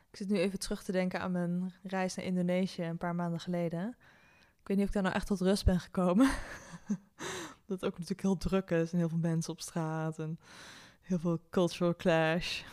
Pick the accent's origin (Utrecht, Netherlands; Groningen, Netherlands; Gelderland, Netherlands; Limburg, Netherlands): Gelderland, Netherlands; Nijmegen; moved away as an adult; now in The Hague, Netherlands; ik ben opgegroeid in Nijmegen.